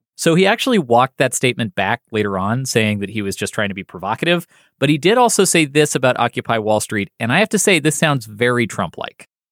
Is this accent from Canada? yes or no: yes; Canada; moved away; I'm Canadian.